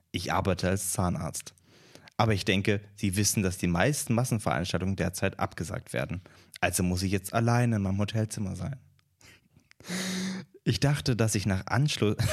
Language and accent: German; Czechia; born there; ich bin in der Tschechischen Republik geboren und lebe dort.